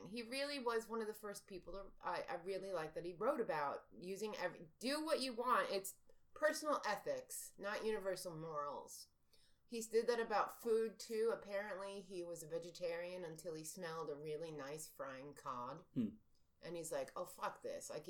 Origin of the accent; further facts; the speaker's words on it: New York, United States; growing up in New York. We're very Broadway. We grew up on Broadway